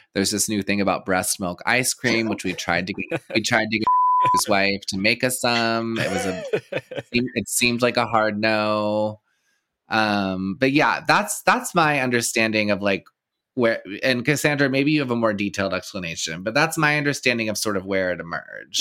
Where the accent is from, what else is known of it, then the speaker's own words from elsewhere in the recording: Texas, United States; moved away; I grew up in Texas